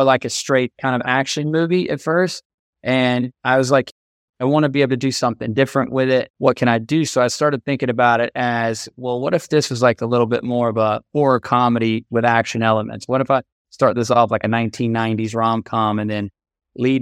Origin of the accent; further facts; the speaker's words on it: Georgetown, South Carolina, United States; I'm from Georgetown, South Carolina, which is a small town about 60 miles above Charleston and 30 miles below Myrtle Beach.